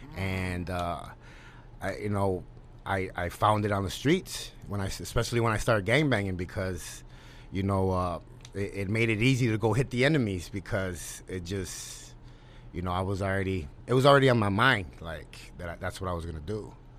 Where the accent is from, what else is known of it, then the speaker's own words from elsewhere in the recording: United States; also born or lived in Mexico; I grew up in the United States